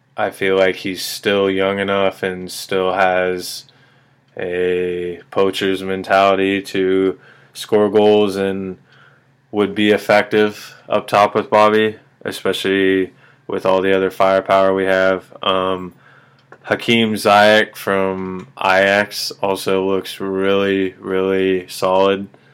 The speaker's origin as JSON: {"language": "English", "town": "Kansas City", "region": "Missouri", "country": "United States", "said": "I'm from Kansas City"}